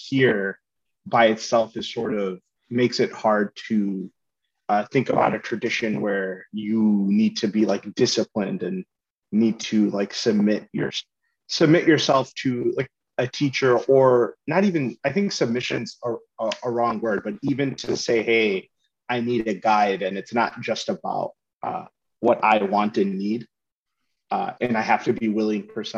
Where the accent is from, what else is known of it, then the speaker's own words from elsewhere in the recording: United States; being American